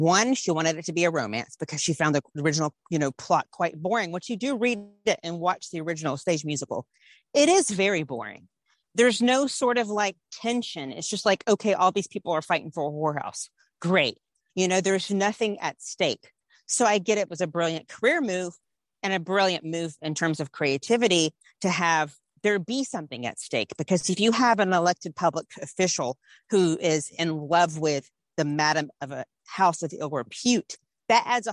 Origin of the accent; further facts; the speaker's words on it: Georgia, United States; I'm from Georgia